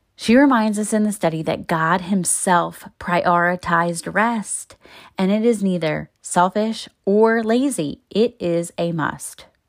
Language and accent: English; Baltimore, Maryland, United States; moved away as an adult; my thirty-two years in my hometown